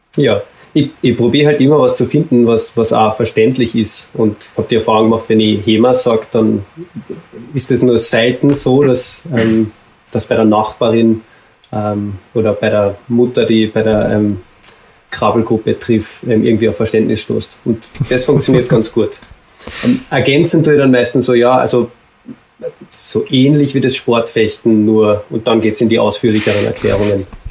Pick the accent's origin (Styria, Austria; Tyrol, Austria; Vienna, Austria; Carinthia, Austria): Carinthia, Austria; moved away as an adult; also born or lived in Salzburg; ich komme ursprünglich aus Kärnten